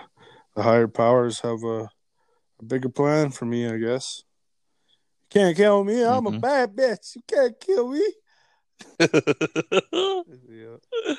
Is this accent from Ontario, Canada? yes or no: no; Alberta, Canada; moved away; I moved back up to Alberta, and I was here for a few months, and went back to my hometown